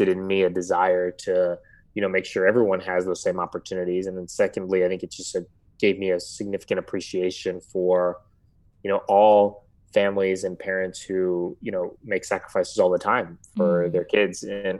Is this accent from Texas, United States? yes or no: yes; Houston, Texas, United States; also born or lived in San Francisco; I was born in San Francisco, but moved to Houston when I was about like a year old. So functionally, I have lived in Houston my whole life